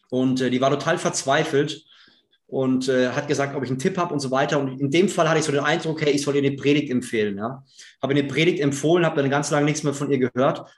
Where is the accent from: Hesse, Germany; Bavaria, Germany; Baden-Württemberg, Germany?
Bavaria, Germany; ich komme aus Unterfranken. Ja, die Franken sind immer so ein ja, trockenes, schwieriges Volk, was, was schwierig aufzumachen ist.